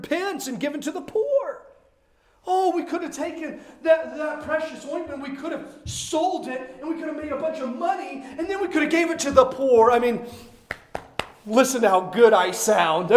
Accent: Midwest, United States; born or raised there; moved away

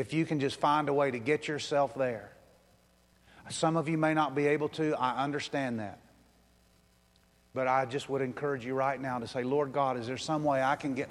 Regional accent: United States; I'm an American

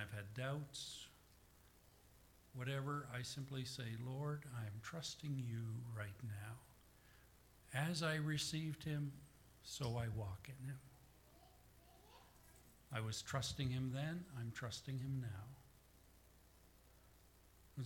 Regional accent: the Prairies, Canada; my hometown and to my home church

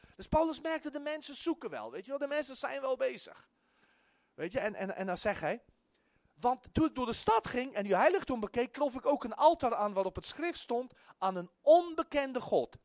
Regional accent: South Africa; moved away as an adult; now in Netherlands; ik kom uit Zuid-Afrika

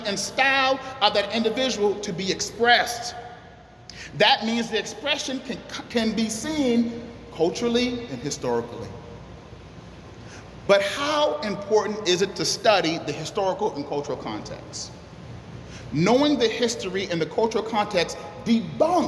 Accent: Charleston, South Carolina, United States; I was born and raised in Charleston, South Carolina in the 80s

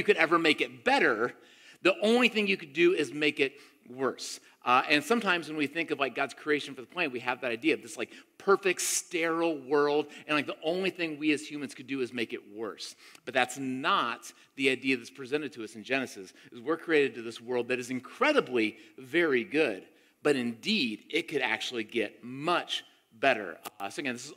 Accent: Tampa, Florida, United States; I grew up in Tampa, Florida, my middle school and early high school years

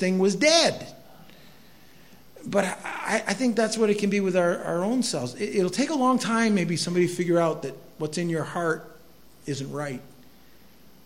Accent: Quimby, Iowa, United States; I grew up in Quimby

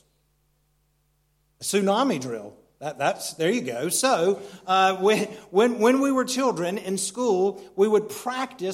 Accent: United States; moved away; Where Christy and I grew up in America, it's a very mountainous region

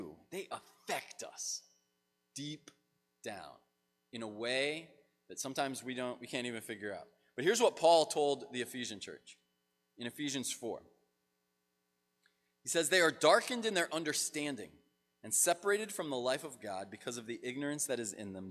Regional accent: United States; as an American

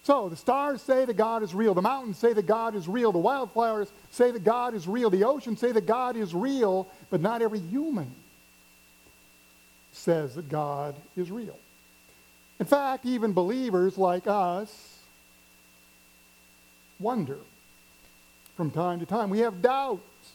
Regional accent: Missouri, United States; I'm from the Midwest, grew up in Missouri, never been to the coast till I was an adult.

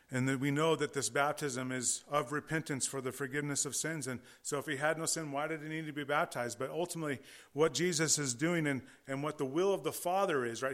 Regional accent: California, United States; I am from California

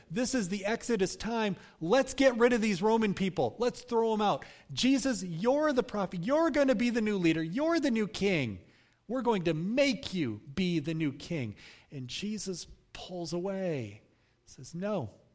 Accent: United States; as American Christians

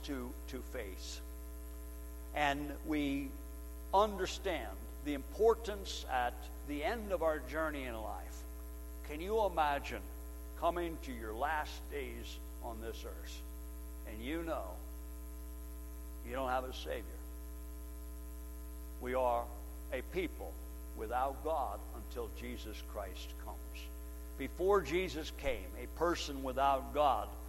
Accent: United States; we're Americans

